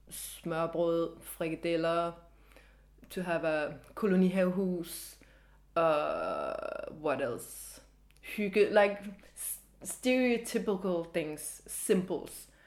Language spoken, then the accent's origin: English; Copenhagen, Capital Region of Denmark, Denmark; also born or lived in Paris; I'm 30 years old. I'm from Copenhagen. I am half American, half Danish.